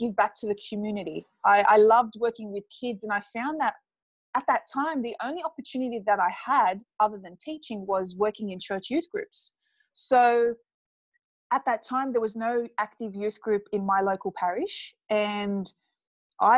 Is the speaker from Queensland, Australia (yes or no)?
no; Sydney, New South Wales, Australia; I come from a Middle Eastern background, but I was born and raised in Sydney, Australia